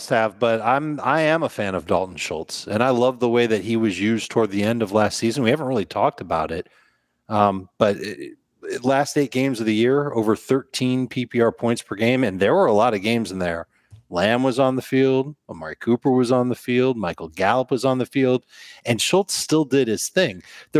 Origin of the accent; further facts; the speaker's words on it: Osaka, Japan; I'm from Osaka, Japan, and I'm a sailor by trade, but I also dabble in the fantasy arts.